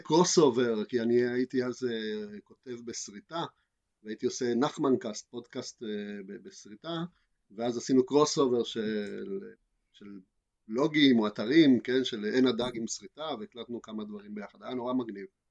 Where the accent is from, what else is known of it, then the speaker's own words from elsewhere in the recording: Argentina; now in Israel; אני לא ממקסיקו אני מארגנטינה